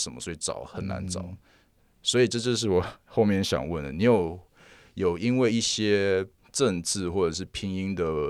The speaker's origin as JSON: {"language": "Chinese", "town": "Yuanlin", "region": "Changhua County", "country": "Taiwan", "said": "比如说彰化，我是从园林来的，我们虽然背景都是台语。很熟悉台语，"}